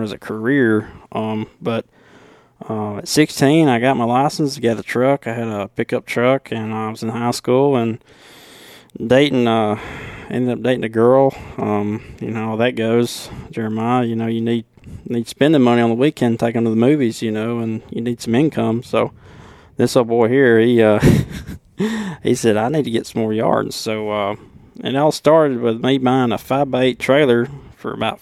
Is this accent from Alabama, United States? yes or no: yes; Killen, Alabama, United States; accent: deep southern, Alabama accent; I'm from Bama